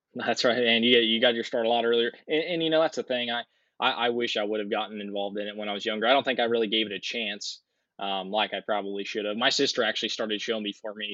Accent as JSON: {"language": "English", "town": "Adamstown", "region": "Maryland", "country": "United States", "said": "I'm uh, 20 years old and I'm originally from Adamstown, Maryland"}